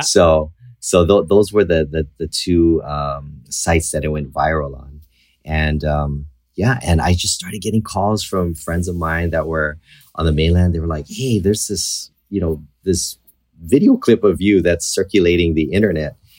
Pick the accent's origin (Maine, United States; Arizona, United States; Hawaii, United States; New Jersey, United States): Hawaii, United States; I was born and raised in Hawaii.